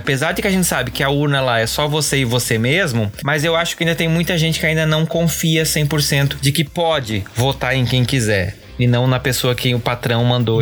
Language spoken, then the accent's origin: Portuguese; Brazil; a gente, como brasileiros, como cidadãos